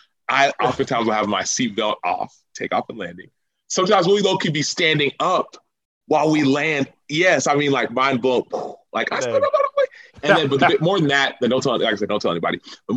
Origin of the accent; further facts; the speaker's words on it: Dallas, Texas, United States; moved away as an adult; now in Chicago, United States; I'm a Texan, bro. You got to understand. I'm got a Dallas area code, 214. Got Texas plates, Texas driver's license